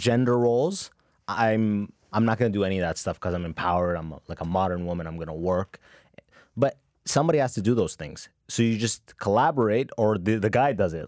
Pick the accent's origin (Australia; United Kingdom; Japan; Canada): Canada; I was growing up in Canada